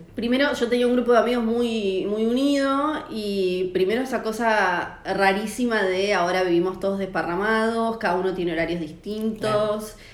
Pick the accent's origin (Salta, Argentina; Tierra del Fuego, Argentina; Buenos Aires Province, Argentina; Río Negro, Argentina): Tierra del Fuego, Argentina; moved away as an adult; also born or lived in Ushuaia; soy fueguina